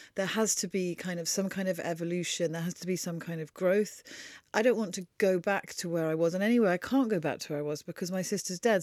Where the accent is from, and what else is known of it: Wiltshire, South West England, United Kingdom; born or raised there; also born or lived in Oxford